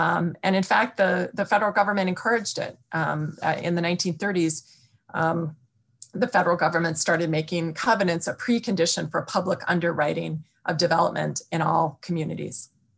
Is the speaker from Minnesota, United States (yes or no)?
yes; Minneapolis, Minnesota, United States; I'm a third generation Minneapolitan